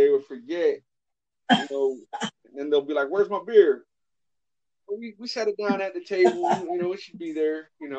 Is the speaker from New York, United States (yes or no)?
no; California, United States; When I was about 5, 6 years old, I grew up in California.